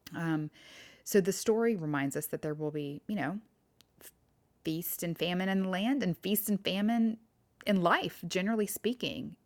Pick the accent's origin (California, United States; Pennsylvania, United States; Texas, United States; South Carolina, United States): Texas, United States; I'm from Texas